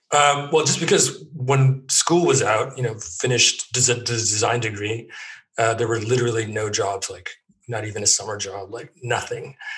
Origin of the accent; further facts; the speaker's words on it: Edmonton, Alberta, Canada; moved away as an adult; also born or lived in Toronto / Germany; now in London, United Kingdom; I grew up pretty much in Edmonton